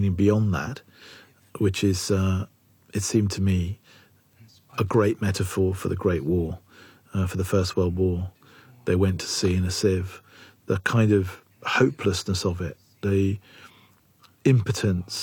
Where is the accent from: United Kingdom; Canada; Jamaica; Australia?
United Kingdom; England; I'm English